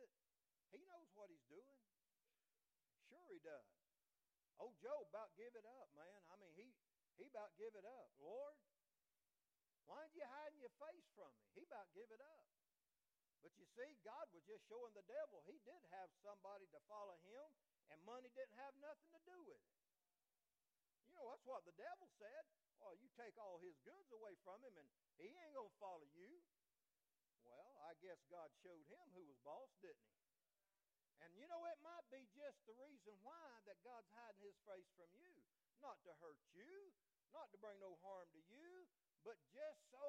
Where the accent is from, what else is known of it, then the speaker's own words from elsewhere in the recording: Florida, United States; moved away as an adult; now in Alabama, United States; I'm from Florida